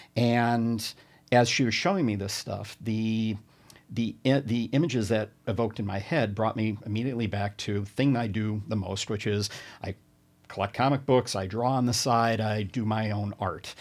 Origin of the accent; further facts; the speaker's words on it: Binghamton, New York, United States; I'm from the Binghamton area